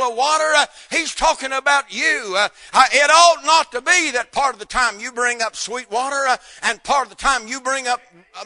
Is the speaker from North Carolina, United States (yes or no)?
yes; North Carolina, United States; moved away; where I was raised up in North Carolina